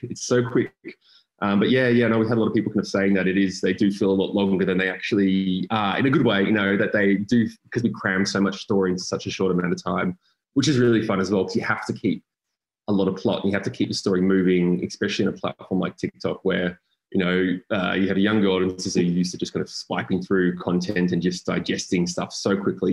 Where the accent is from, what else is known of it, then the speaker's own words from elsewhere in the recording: Frankston, Victoria, Australia; I grew up in Frankston